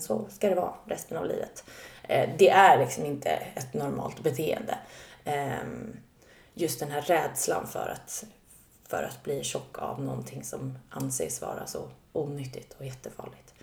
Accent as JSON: {"language": "Swedish", "town": "Stockholm", "region": "Stockholm County", "country": "Sweden", "tie": "born or raised there", "said": "Södermalm, jag är uppvuxen där"}